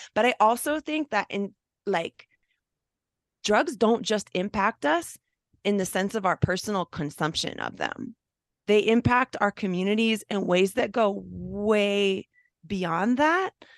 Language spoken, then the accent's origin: English; San Francisco Bay Area, California, United States; I grew up on the West Coast of the United States, um, mainly in the San Francisco Bay Area